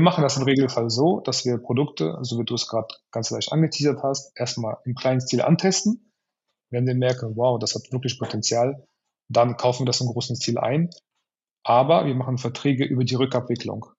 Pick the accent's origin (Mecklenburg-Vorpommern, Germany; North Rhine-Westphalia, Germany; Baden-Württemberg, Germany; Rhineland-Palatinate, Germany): North Rhine-Westphalia, Germany; Cologne; ich komme aus Köln